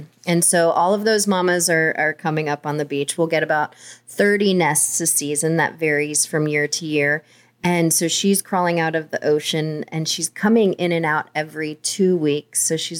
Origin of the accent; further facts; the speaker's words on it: Oklahoma, United States; born there; I was born in Oklahoma.